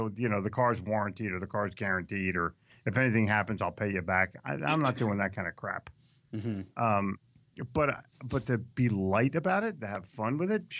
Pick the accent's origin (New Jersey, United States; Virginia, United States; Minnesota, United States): New Jersey, United States; I'm from Jersey. This is the only time this is going to happen.